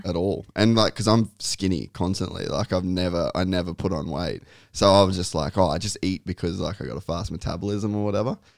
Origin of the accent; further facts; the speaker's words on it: Cairns, Queensland, Australia; I grew up in Cairns